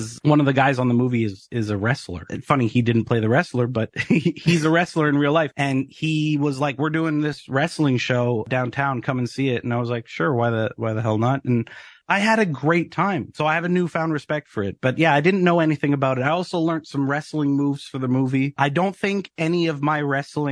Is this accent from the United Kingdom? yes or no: no; Canada; as a Canadian actor